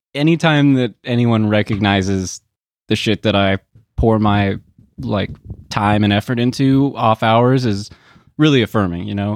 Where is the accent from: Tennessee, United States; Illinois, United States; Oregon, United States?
Oregon, United States; Portland; born or raised there; moved away